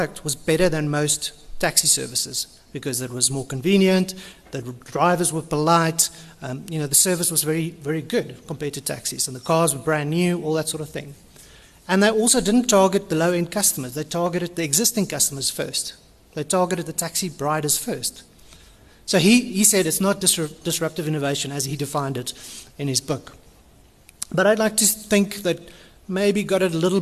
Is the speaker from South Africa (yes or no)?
yes; Cape Town, Western Cape, South Africa; I'm from Cape Town